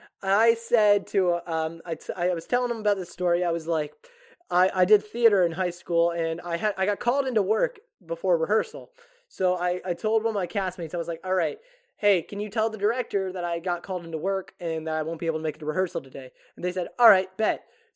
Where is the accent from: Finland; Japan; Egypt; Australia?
Japan; I grew up in Japan, so, and they didn't have American television overseas.